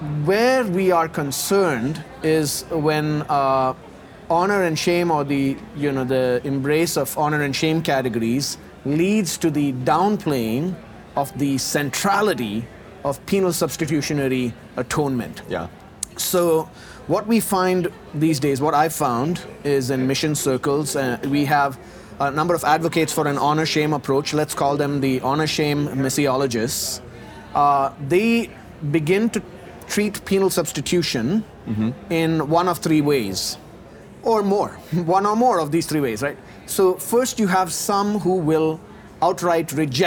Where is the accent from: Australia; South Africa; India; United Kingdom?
India; South India; moved away as an adult; also born or lived in North America; now in Abu Dhabi, United Arab Emirates; I was born and raised in South India